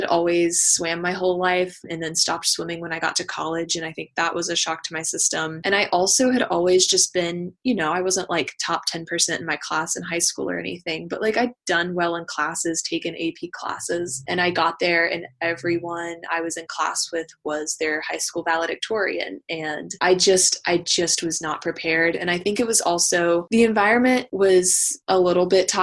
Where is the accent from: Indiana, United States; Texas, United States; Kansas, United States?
Texas, United States; Austin; moved away as an adult; now in Charlottesville, United States; I'm originally from Austin, Texas, so I moved to Virginia for grad school